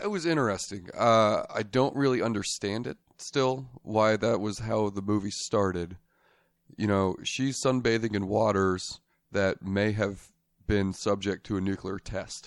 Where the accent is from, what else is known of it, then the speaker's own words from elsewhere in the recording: Las Vegas, Nevada, United States; I am born and raised in Las Vegas.